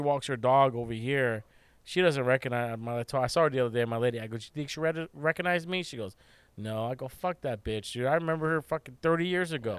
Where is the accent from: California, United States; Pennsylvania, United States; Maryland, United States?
California, United States; we are from California